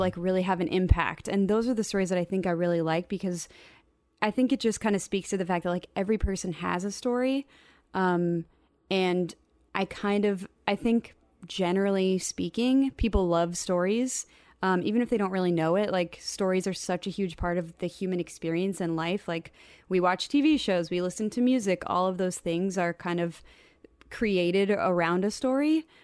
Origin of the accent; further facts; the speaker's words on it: Portland, Oregon, United States; I grew up in the Portland area